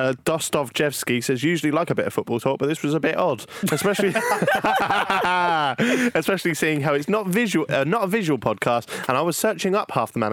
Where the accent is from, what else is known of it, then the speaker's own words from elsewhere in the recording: England, United Kingdom; accent: southern; Because I'm British.